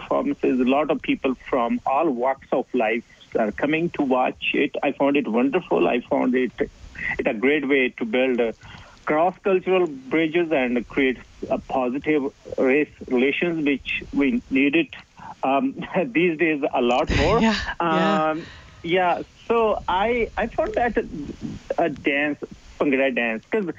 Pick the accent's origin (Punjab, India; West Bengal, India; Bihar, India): Punjab, India; moved away as an adult; also born or lived in Squamish, Canada / Whistler, Canada / Saskatoon, Canada; now in Whitehorse, Canada; Originally, I'm from Punjab, which is in the north of India, close to Kashmir